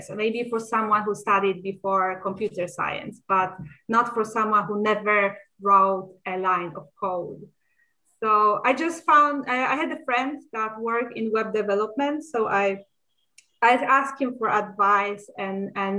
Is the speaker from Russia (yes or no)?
no; Poland; moved away as an adult; now in Stockholm, Sweden; I was born in Poland, graduated as a preschool teacher. And directly after that, I moved to Sweden